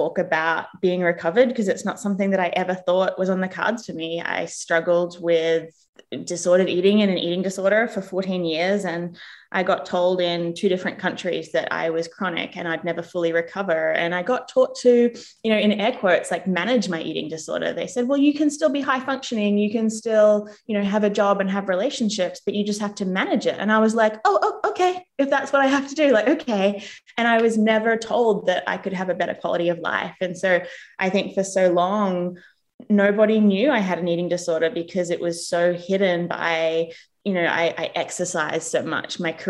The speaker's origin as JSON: {"language": "English", "country": "Australia", "tie": "born or raised there", "also_born_or_lived": "England / United States", "moved": "as an adult", "lives_now": "New Zealand"}